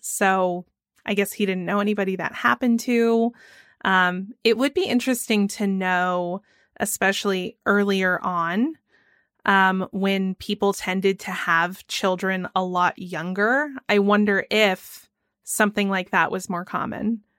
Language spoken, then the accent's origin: English; Georgia, United States; my home state of Georgia